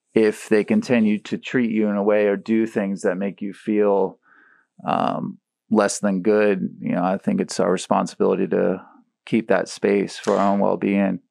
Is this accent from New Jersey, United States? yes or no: no; St. Petersburg, Florida, United States; in middle school at Riviera